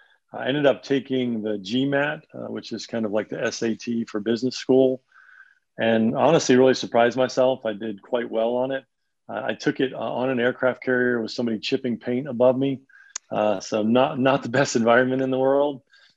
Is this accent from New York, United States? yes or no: yes; an hour north of New York City, United States; also born or lived in Long Island, New York; now in Nashville, United States; I am from New York. I grew up just about an hour north of New York City, born in Long Island.